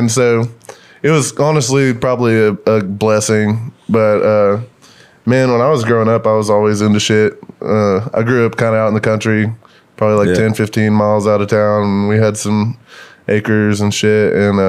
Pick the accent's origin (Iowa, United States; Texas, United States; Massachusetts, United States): Texas, United States; Sulphur Springs; also born or lived in Paris, Texas / Tyler, Texas / Lubbock, Texas; I'm from Northeast Texas, but I grew up in Paris and Sulphur Springs, kind of like by Lake Forks, a big bass fishing lake, and they're all out in the middle of fucking nowhere.